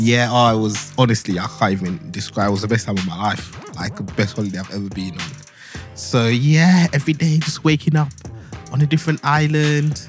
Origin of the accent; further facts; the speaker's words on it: Luanshya, Copperbelt Province, Zambia; now in United Kingdom; I'm a boy from Luanshya